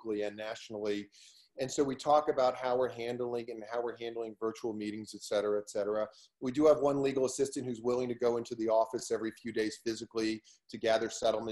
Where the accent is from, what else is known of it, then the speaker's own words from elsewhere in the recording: a suburb in Maryland, United States; also born or lived in Washington, D.C.; I was born in Washington, D.C., and I grew up in a suburb in Maryland